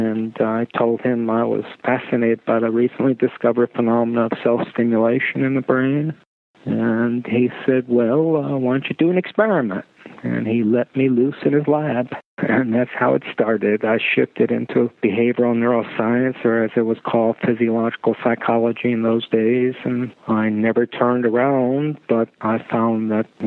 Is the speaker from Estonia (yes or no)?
yes; Tartu, Tartu County, Estonia; also born or lived in Pittsburgh, United States; now in United States; I was born in Estonia. In the woman's clinic at the University of Tartu